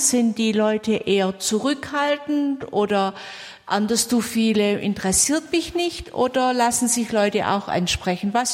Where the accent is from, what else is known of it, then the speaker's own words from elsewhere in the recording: Swabia, Germany; ich bin eine Schwäbin